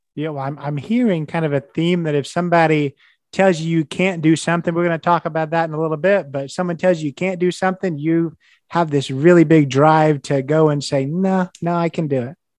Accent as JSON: {"language": "English", "region": "Indiana", "country": "United States", "said": "I'm from Indiana. I would have told you, you know, as an IU grad"}